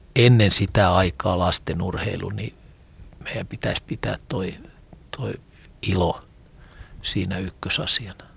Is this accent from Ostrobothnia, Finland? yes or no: no; Rauma, Satakunta, Finland; Rauma on mulle mun kotikaupunki